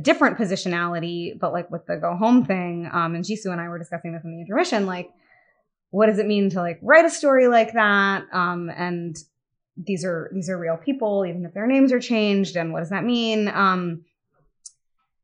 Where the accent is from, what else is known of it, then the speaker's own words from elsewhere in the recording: United States; also born or lived in Bombay, India; as an American